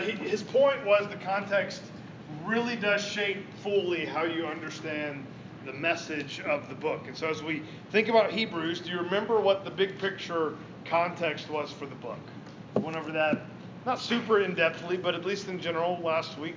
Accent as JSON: {"language": "English", "region": "the South", "country": "United States", "said": "In the South, are even worse because we can't do the you, you thing. Like, we have to say y'all."}